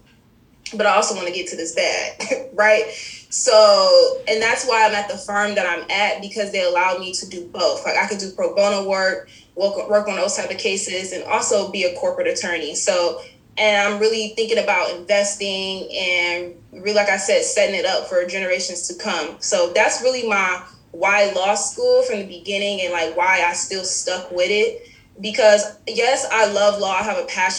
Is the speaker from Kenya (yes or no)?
no; Detroit, Michigan, United States; moved away; Growing up in Detroit is hard